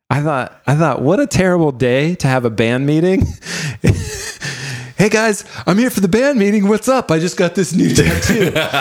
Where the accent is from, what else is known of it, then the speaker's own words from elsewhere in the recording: Florida, United States; growing up in Florida.